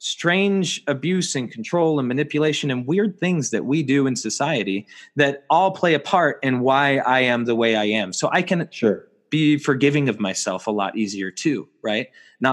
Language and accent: English; United States; I'm an American